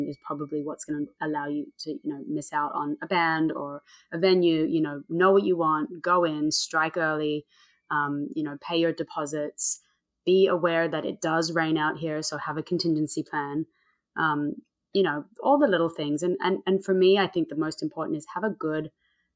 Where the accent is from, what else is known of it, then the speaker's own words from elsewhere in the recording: Sydney, New South Wales, Australia; now in Montauk, United States; I'm from Sydney. My whole family's from Sydney